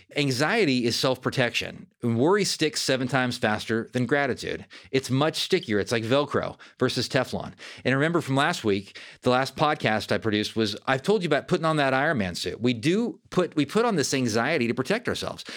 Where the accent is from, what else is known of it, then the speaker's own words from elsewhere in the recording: Fair Oaks, California, United States; I grew up in Northern California, about thirty miles from Sacramento in Fair Oaks, California